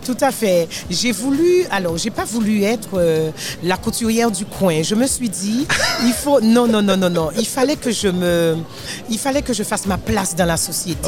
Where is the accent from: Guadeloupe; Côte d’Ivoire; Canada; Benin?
Guadeloupe; Je suis de la Guadeloupe. Euh, à Bastien plus précisément.